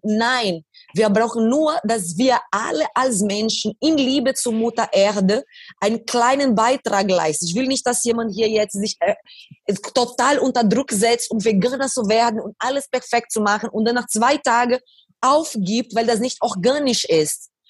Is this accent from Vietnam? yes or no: no; Brazil; German is a second language; moved away; In diese Favela, wo ich aufgewachsen bin